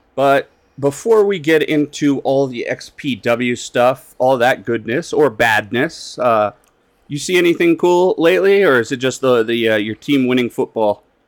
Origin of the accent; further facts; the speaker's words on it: Colorado, United States; I'm from Colorado